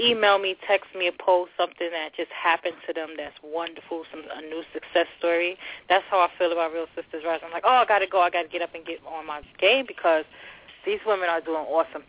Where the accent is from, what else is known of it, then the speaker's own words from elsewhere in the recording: New York City, New York, United States; also born or lived in Long Island City, New York / Jersey City, New Jersey; now in New York, United States; My home city, my hometown is Long Island City, New York. Raised in the Bronx and adopted by Jersey City, New Jersey.